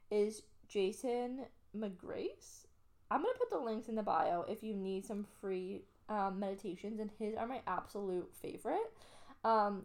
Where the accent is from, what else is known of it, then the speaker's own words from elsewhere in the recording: Canada; now in Australia; I'm Canadian